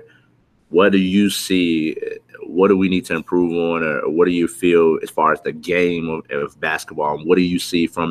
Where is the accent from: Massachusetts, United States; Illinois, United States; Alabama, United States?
Illinois, United States; growing up in Illinois myself